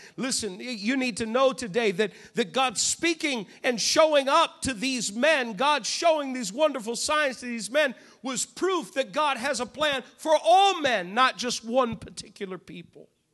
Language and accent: English; New England, United States; I'm from New England